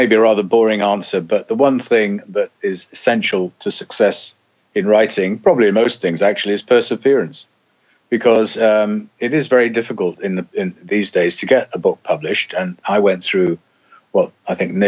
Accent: Wales, United Kingdom; I'm Welsh

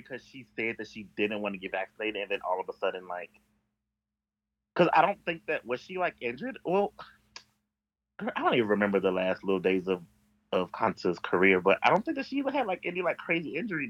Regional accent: St. Louis, Missouri, United States; I am a nigga from St. Louis.

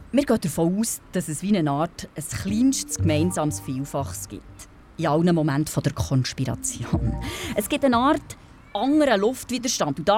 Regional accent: Bern, Switzerland; Ich bin hier in Bern aufgewachsen, im Breitsch.

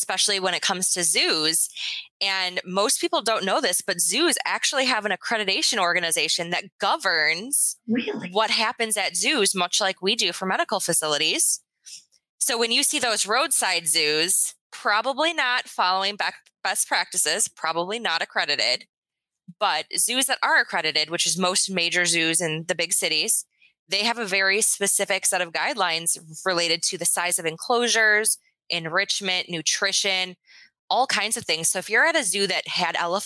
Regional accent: Wisconsin, United States; I am from Wisconsin. I am Midwestern through and through

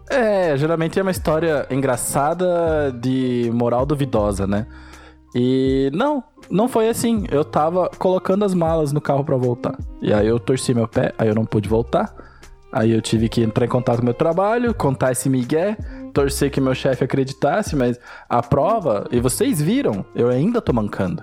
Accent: Brazil; Eu sou brasileiro

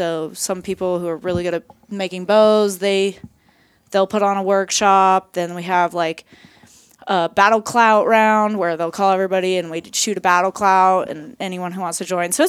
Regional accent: Idaho, United States; born there; I think I grew up with my dad going to all these different archery shoots. So I was born in Idaho, and we have people all the way from Australia fly in and come to this archery shoot.

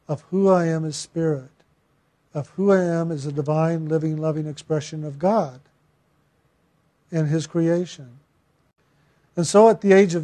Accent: San Antonio, Texas, United States; I was born in San Antonio

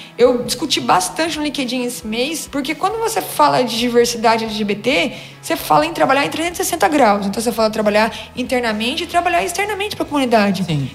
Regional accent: Minas Gerais, Brazil; eu nasci em Minas

